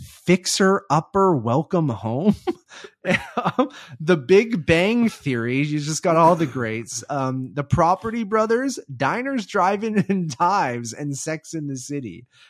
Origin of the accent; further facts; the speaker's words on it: Canada; And on top of that, we're Canadian. So, like, this doesn't affect us entirely because we don't have HBO Max.